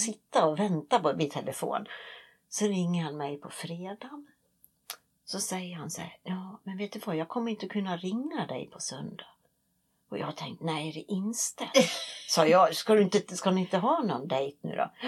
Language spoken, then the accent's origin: Swedish; Sweden; moved away; hemma i Sverige